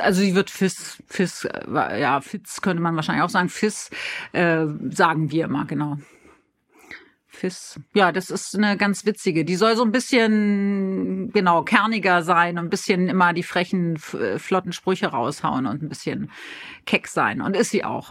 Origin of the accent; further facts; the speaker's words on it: Berlin, Germany; accent: Berlin; moved away; also born or lived in Hamburg; als Berlinerin